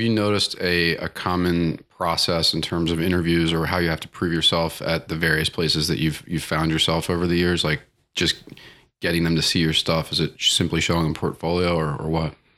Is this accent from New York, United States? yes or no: no; Baltimore, Maryland, United States; I grew, I grew up around Baltimore